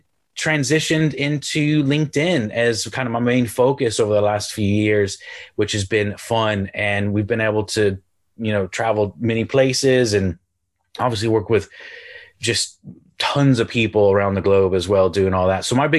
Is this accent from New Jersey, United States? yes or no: no; Houston, Texas, United States; moved away as an adult; also born or lived in Galway, Ireland; now in England; Yes, my accent is confused. I'm originally from Houston, Texas. I moved to the Republic of Ireland on the west coast of Ireland near Galway about 16 years ago. And then I live in the north of England now.